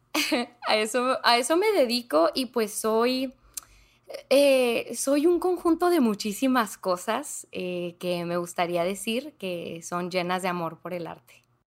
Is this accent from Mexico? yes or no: yes; Ciudad Juárez, Chihuahua, Mexico; accent: norteño; sí, soy de Ciudad Juárez, Chihuahua, entonces pues norteña, norteña de corazón